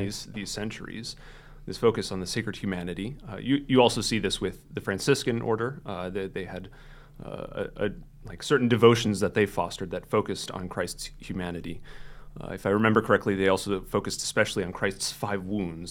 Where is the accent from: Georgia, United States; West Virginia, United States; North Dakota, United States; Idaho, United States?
North Dakota, United States; Fargo; moved away as an adult; I grew up here in the Fargo area.